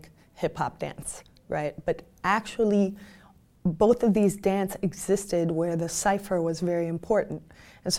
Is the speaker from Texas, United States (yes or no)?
no; Chicago, Illinois, United States; I'm from Chicago